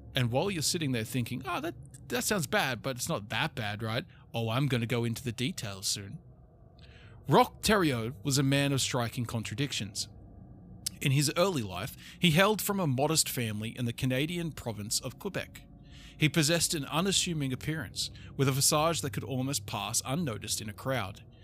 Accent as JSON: {"language": "English", "country": "Australia", "said": "we're also Australian"}